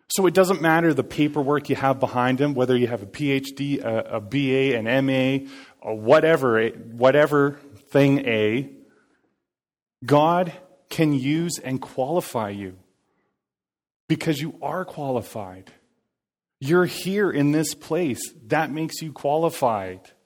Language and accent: English; Cranbrook, British Columbia, Canada; moved away; I was born and raised in Cranbrook